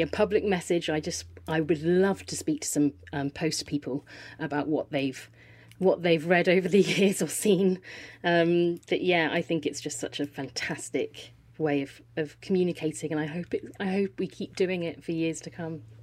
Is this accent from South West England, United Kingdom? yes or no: yes; Poole, South West England, United Kingdom; moved away as an adult; also born or lived in London; I was born in Poole Hospital, uh, grew up down here